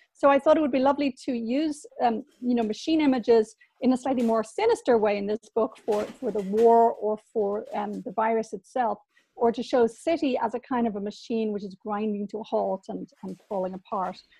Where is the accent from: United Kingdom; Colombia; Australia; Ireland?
Ireland; Dublin, Leinster; moved away as an adult; I was from Dublin and I emigrated at 20